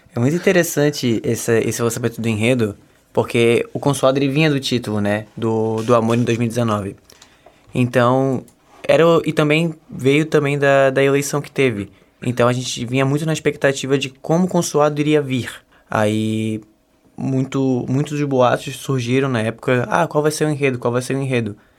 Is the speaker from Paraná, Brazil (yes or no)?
no; Florianópolis, Santa Catarina, Brazil; Eu sou daqui mesmo, de Floripa.